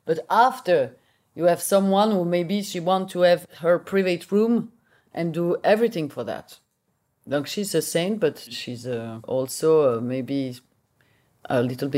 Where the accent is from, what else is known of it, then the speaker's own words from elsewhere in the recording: Belgium; English is a second language; maybe speak a little bit Dutch because I'm from Belgium. I speak Dutch.